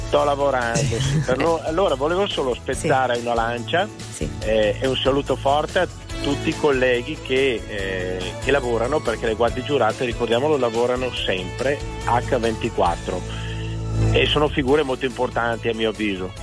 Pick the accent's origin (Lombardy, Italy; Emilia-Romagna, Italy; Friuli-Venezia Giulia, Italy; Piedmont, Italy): Lombardy, Italy; Mantua; io sono di Mantova, però faccio la guardia giurata e questa mattina sto lavorando.